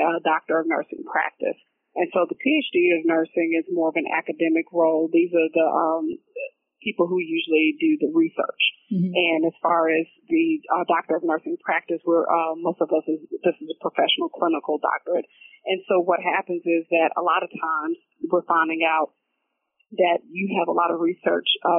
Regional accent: Athens, Georgia, United States; I'm originally from Athens, Georgia

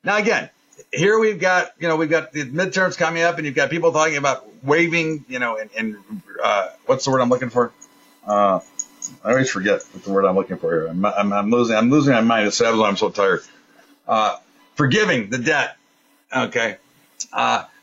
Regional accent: United States; I'm an American

